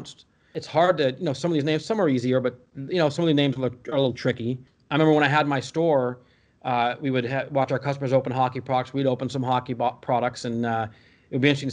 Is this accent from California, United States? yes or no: yes; California, United States; also born or lived in Skokie, Illinois; now in Dallas, United States; we moved to California when I was about five